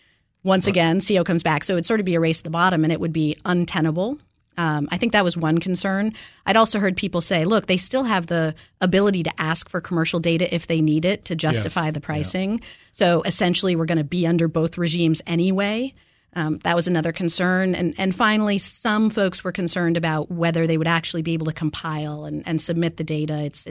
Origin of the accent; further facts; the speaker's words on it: Maine, United States; we're both from Maine